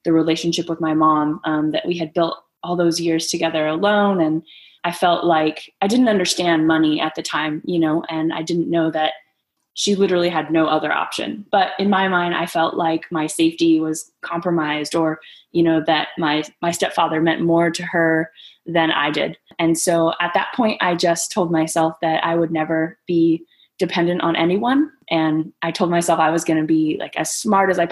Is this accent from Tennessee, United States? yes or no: no; San Diego, California, United States; also born or lived in Greece; I grew up in San Diego